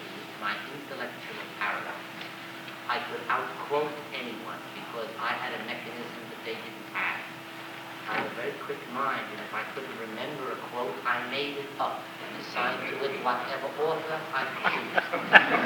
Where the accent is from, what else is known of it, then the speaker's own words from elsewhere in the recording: United States; I'm an American. I was raised on individualism and self-reliance.